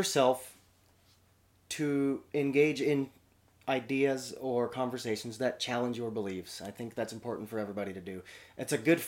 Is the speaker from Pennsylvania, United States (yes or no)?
no; Spokane, Washington, United States; I grew up in Spokane